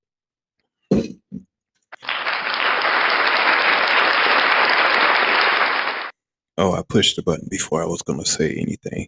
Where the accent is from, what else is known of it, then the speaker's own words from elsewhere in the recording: Flint, Michigan, United States; Growing up in the black community, South Side, to be exact, of Flint, Michigan. I grew up, and if you're familiar with the area, I grew up in Evergreen Estates